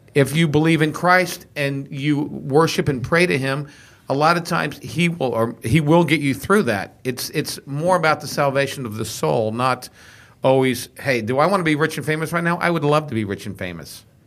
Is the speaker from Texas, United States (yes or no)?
yes; Texas, United States; I grew up in Texas